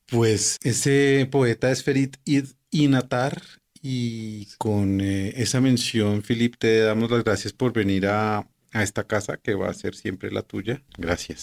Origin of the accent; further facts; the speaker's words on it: Colombia; como colombianos